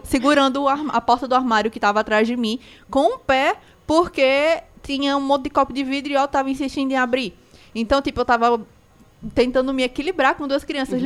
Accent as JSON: {"language": "Portuguese", "town": "Recife", "region": "Pernambuco", "country": "Brazil", "moved": "yes", "lives_now": "Cariri, Brazil", "said": "Eu não sou daqui também, eu sou do Recife"}